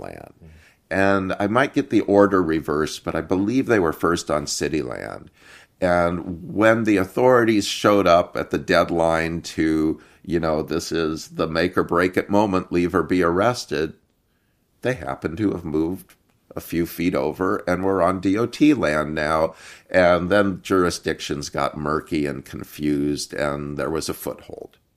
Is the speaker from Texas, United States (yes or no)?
no; Iowa, United States; moved away as an adult; also born or lived in Seattle; I grew up in Iowa in a family of Turkish, uh, American immigrants, and, um, moved to Seattle in nineteen eighty-eight.